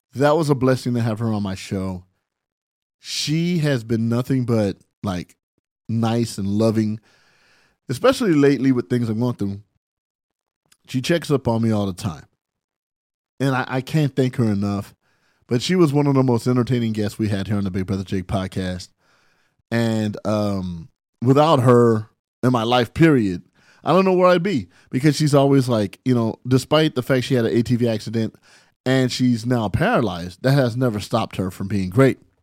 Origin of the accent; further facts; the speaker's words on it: San Bernardino, California, United States; now in Los Angeles, United States; I'm from San Bernardino